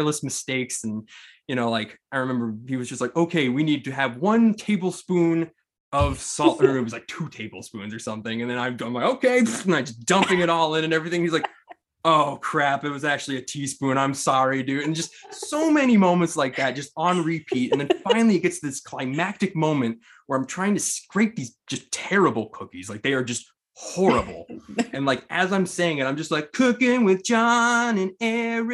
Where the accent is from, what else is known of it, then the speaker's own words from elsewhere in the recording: Amherst, Massachusetts, United States; we grew up in Amherst, Mass